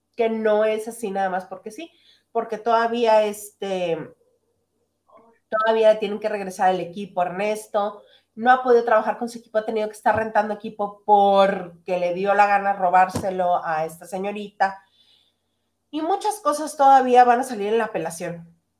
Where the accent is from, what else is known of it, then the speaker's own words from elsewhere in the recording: northern Mexico, Mexico; soy regionalista, soy norteña